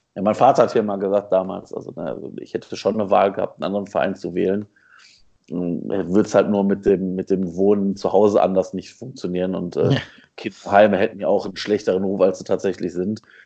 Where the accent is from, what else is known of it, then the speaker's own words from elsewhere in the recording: Essen, North Rhine-Westphalia, Germany; ich bin in, in, Essen ja groß geworden